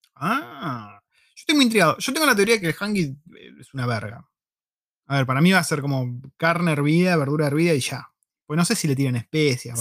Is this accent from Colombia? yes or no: no; Argentina; first language Spanish; moved away as an adult; now in New Zealand; yo soy argentino